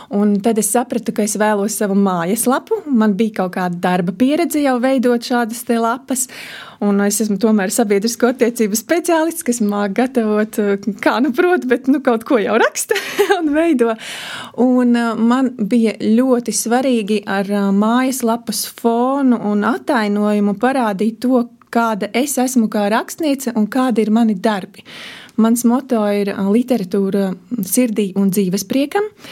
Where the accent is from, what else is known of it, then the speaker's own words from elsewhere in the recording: Ezernieki, Latgale, Latvia; now in Riga area, Latvia; ezernieki, kas ir ezernieku pagastā, un tad, kad es piedzimu, tas bija Krāslavas rajons